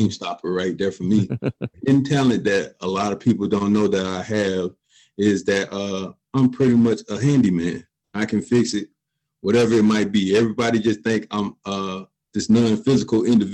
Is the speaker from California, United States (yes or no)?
no; Columbus, Georgia, United States; I'm from Columbus, Georgia, grew up in a low income single parent home